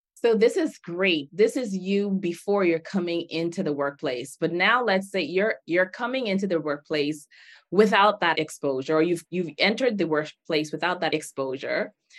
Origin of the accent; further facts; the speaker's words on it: Bahamas; now in United States; I grew up in the Bahamas, my dad's from Nigeria, my husband's from Togo, I live in the United States of America